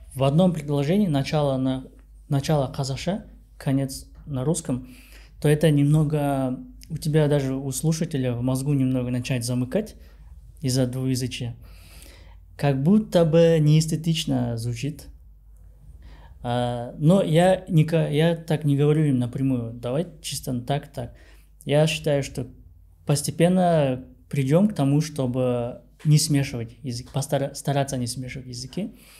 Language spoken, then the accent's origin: Russian; Kazakhstan; у нас в Казахстане